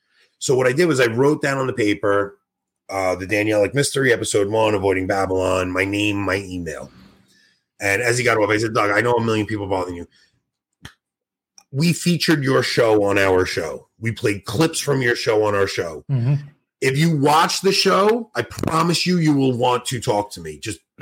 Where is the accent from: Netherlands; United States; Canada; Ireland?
Canada; I'm Canadian, and no joke, we have a maple syrup mafia.